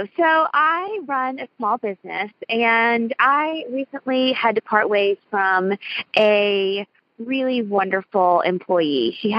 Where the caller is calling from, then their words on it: Louisville, Kentucky, United States; I am calling from Louisville, Kentucky tonight.